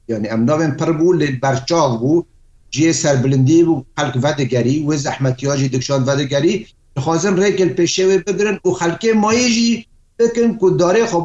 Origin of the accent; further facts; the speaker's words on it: Kafr Safra, Aleppo Governorate, Syria; gundê min kefer sefrê ku kurêdayê herê navçeha cindirêsê